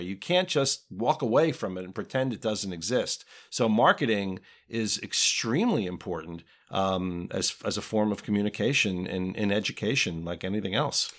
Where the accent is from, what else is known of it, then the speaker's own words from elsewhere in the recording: Springfield, New Jersey, United States; also born or lived in Westfield, New Jersey; I grew up not far from here in Springfield, New Jersey